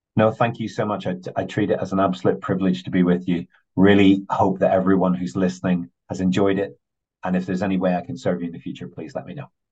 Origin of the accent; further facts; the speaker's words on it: Northern Ireland, United Kingdom; I grew up in Northern Ireland